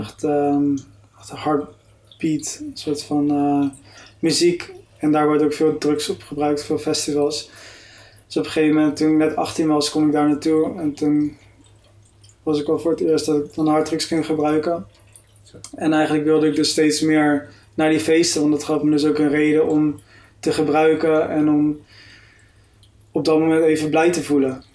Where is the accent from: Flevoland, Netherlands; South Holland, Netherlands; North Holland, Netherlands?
South Holland, Netherlands; Delft; moved away as an adult; also born or lived in Heerde; Ik ging naar de christelijk gereformeerde kerk in Delft, waar ik ben opgegroeid